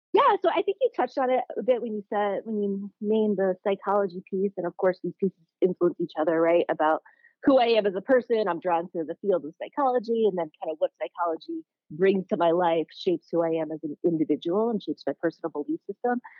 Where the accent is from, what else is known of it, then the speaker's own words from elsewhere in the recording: Connecticut, United States; moved away as an adult; also born or lived in New York; now in San Francisco, United States; I grew up in Connecticut